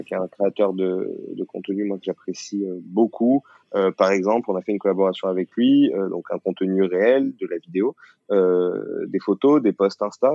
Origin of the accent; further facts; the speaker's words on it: the South, southern France, France; je viens du Sud